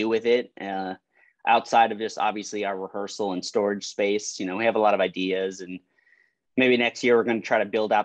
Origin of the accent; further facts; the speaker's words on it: Miami, Florida, United States; also born or lived in Chicago, United States; now in Orlando, United States; I was born in Miami. I lived in South Florida pretty much all my life